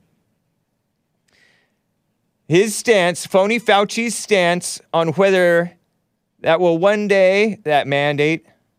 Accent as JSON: {"language": "English", "region": "California", "country": "United States", "said": "I'm a Californian."}